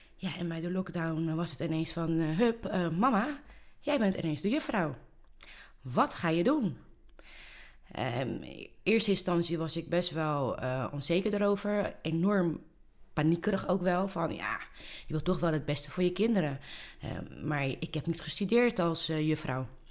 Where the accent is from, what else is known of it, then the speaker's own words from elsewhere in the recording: Rotterdam, South Holland, Netherlands; ik ben hier eh, geboren, opgegroeid